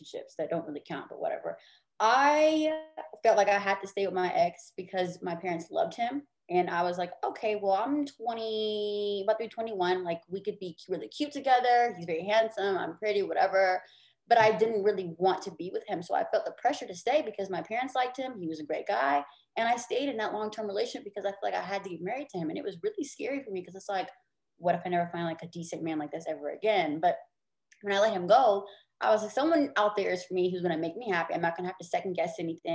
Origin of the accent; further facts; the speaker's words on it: Deep South, United States; growing up in the Deep South, having a lot of deep South-rooted traditional values